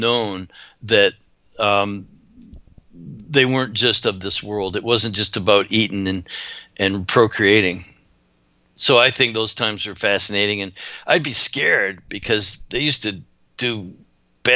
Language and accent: English; Canada; I grew up in Canada